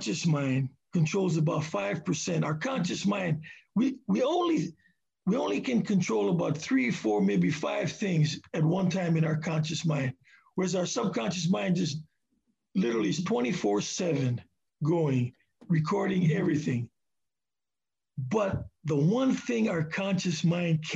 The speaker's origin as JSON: {"language": "English", "region": "Hawaii", "country": "United States", "moved": "yes", "lives_now": "Seattle, United States", "said": "I'm from Hawaii"}